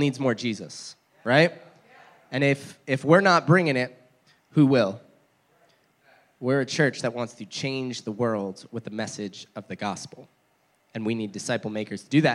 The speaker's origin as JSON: {"language": "English", "region": "New Jersey", "country": "United States", "tie": "born or raised there", "moved": "yes", "said": "New Jersey, where I grew up"}